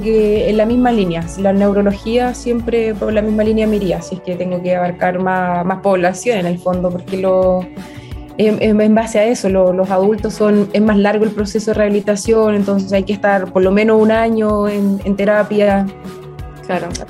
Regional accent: Mulchén, Biobío, Chile; also born or lived in Los Ángeles, Chile; nací en Mulchen. Es cerquita, siempre estudié en, Los Ángeles, pero mi casa era en Mulchen.

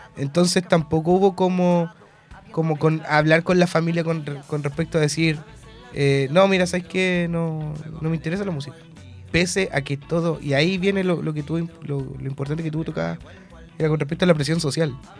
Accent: Talcahuano, Biobío, Chile; soy de Talcahuano, entonces mis raíces partieron con las murgas

